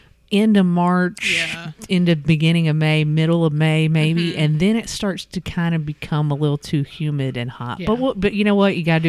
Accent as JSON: {"language": "English", "area": "Boone County", "region": "Kentucky", "country": "United States", "tie": "born or raised there", "said": "technically, I'm from the 606 because growing up in Boone County, when I did, we were 606."}